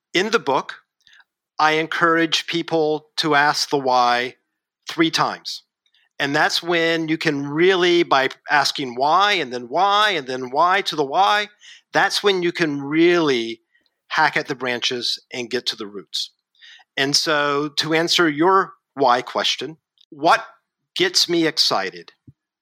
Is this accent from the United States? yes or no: yes; Kentucky, United States; moved away as an adult; also born or lived in Asia; I'm a kid from Kentucky